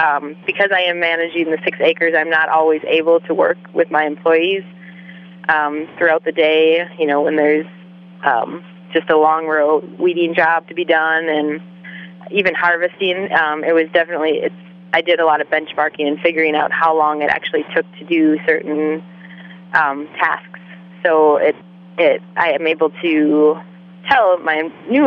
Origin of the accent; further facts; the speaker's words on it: Wisconsin, United States; moved away as an adult; also born or lived in Alaska / Sooke, British Columbia; I'm from Wisconsin originally, so I'm far from my own family